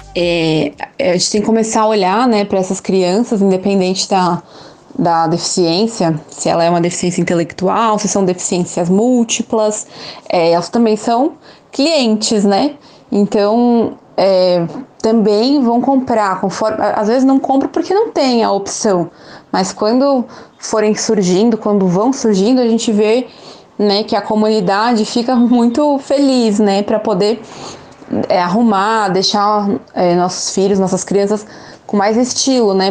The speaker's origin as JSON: {"language": "Portuguese", "region": "São Paulo", "country": "Brazil", "tie": "born or raised there", "moved": "yes", "lives_now": "Aracaju, Brazil", "said": "nasci em São Paulo, moro aqui em Aracaju"}